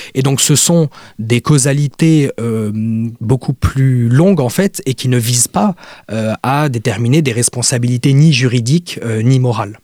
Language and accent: French; Lebanon; je suis libanais